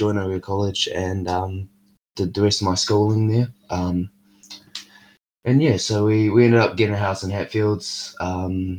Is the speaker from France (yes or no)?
no; England, United Kingdom; also born or lived in Russia / Wellington, New Zealand; we moved to England for about 5-6 years